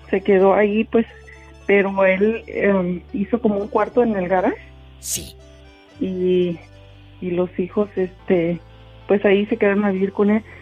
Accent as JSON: {"language": "Spanish", "region": "Colima", "country": "Mexico", "lives_now": "United States", "said": "De Colima."}